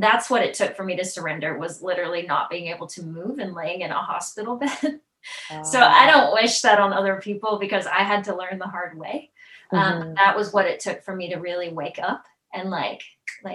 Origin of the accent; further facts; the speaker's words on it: Tennessee, United States; I'm from Tennessee